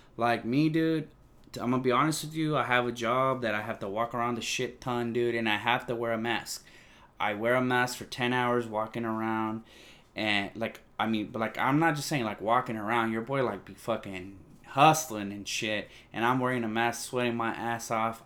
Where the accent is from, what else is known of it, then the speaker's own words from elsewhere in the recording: California, United States; I'm from California